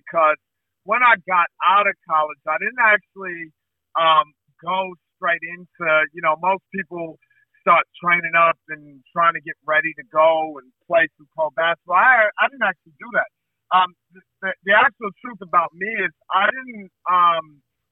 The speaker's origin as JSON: {"language": "English", "town": "New York City", "region": "New York", "country": "United States", "tie": "born or raised there", "moved": "yes", "said": "I'm originally from the U.S. So I come from Brooklyn, New York. Those are my stomping grounds"}